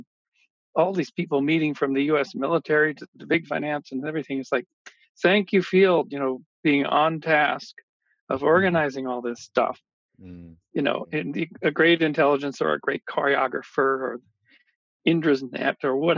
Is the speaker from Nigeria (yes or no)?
no; Kamloops, British Columbia, Canada; when I was growing up in Kamloops, BC in mid-70s